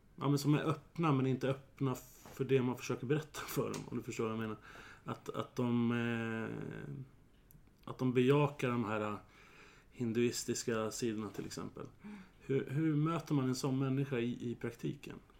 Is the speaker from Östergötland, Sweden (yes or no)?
no; Södertälje, Stockholm County, Sweden; Jag är ju född och uppvuxen i Södertälje